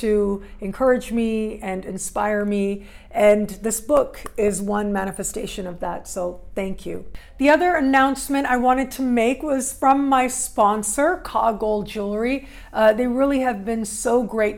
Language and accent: English; Toronto, Ontario, Canada; moved away; I'll be back in my hometown for